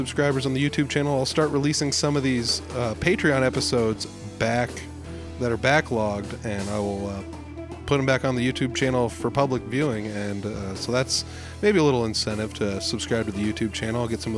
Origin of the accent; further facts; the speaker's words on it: Humboldt, Iowa, United States; It's right in my hometown. I grew up here in Humboldt.